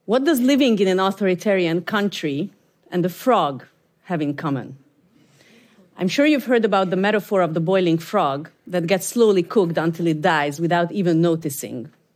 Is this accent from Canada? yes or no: no; Hungary; I'm from Hungary